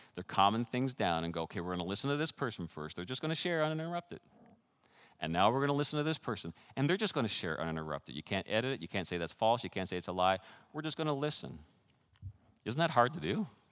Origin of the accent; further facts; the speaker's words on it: Canada; moved away; I grew up in Canada with six years of French